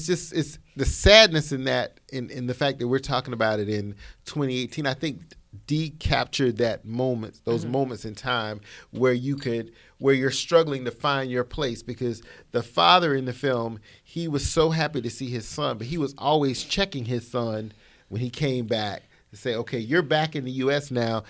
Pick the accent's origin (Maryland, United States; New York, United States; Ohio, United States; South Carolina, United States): South Carolina, United States; You know, and I grew up in the South, folks. I'm from the great state of South Carolina.